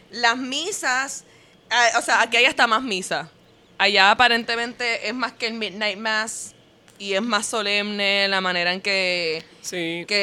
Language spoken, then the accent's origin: Spanish; Puerto Rico; moved away as an adult; also born or lived in New York; Yo cuando vivía en, Puerto Rico en high school